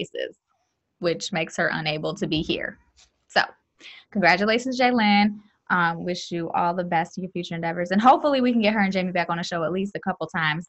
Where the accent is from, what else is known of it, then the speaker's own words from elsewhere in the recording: Lansing, Michigan, United States; I grew up in Lansing is very diverse, very integrated, so I grew up around a lot of different races